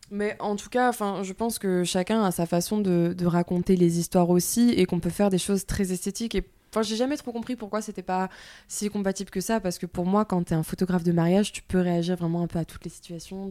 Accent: southern France, France; accent: du sud; J'ai l'accent du sud qui est revenu

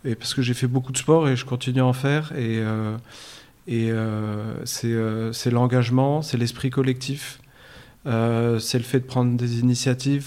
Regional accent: Versailles, Île-de-France, France; moved away as an adult; now in Morocco; moi j'ai grandi en France, en région parisienne, une, dans une ville qui s'appelle Versailles

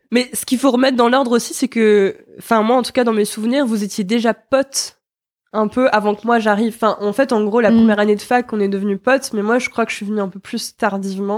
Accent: Nancy, Grand Est, France; now in Nantes, France; je viens de Nancy

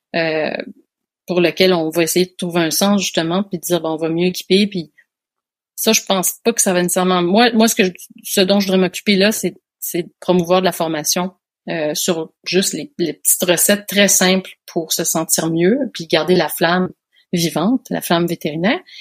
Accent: Quebec, Canada; moved away as an adult; now in France; je suis made in France. J'ai grandi au Québec et puis là maintenant, je vis en France depuis deux ans

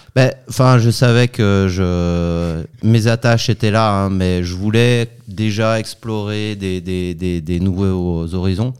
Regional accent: Chambéry, Auvergne-Rhône-Alpes, France; moved away as an adult; also born or lived in Paris / Lausanne; now in Switzerland; je suis né à Chambéry en Savoie

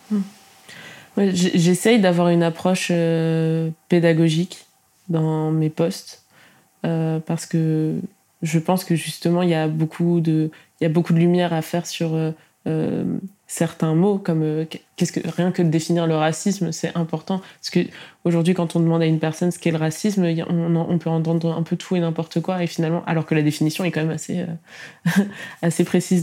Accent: Tours, Centre-Val de Loire, France; j'ai quand même grandi à Tours

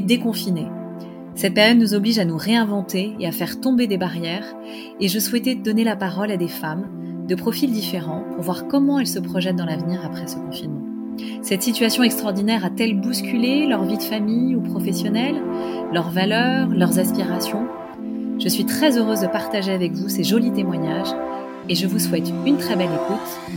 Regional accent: Paris, Île-de-France, France; je suis parisienne

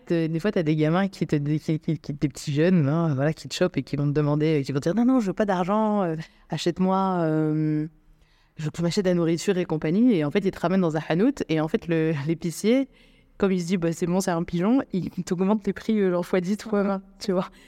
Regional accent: Algeria; now in Morocco; moi je suis algérienne d'origine, donc du coup je dois faire une demande de, visa pour, euh, pour vivre au Maroc.

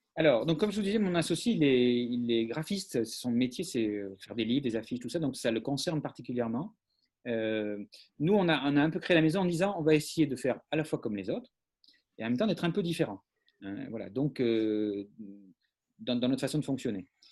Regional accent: Talence, Nouvelle-Aquitaine, France; on est de Talence, qui est, la une banlieue bordelaise

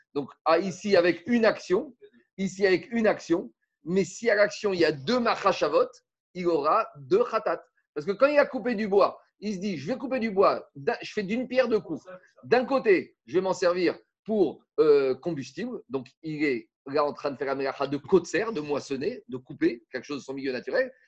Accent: France; chez nous en France

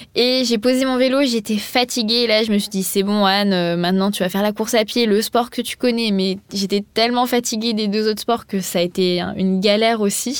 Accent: Montpellier, Occitania, France; moved away as an adult; also born or lived in Paris; J'ai vécu à Paris, mais je suis pas originaire de Paris, je suis originaire de Montpellier

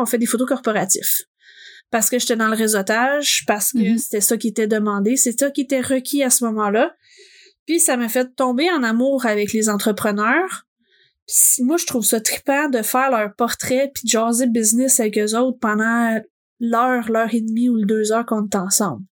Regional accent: Gatineau, Quebec, Canada; je suis originaire de Gatineau

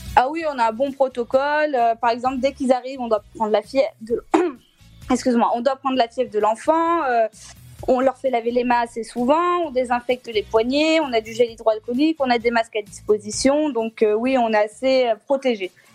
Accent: Clermont-Ferrand, Auvergne-Rhône-Alpes, France; je suis de Clermont-Ferrand

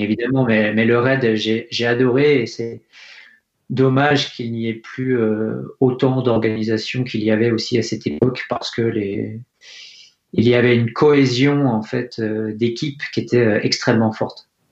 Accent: Fontainebleau, Île-de-France, France; je suis né à Fontainebleau en Seine-et-Marne. Mhm. J'ai eu la chance de grandir euh, à côté euh, de la forêt de Poligny

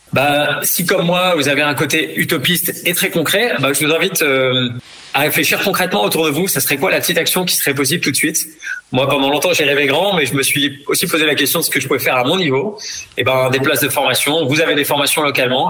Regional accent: the South-West, south-west France, France; moved away; also born or lived in Madagascar; je suis originaire du Sud-Ouest

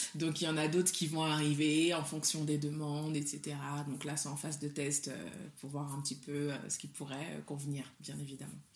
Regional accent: Mali; first language Soninke; French is a second language; je suis du Mali

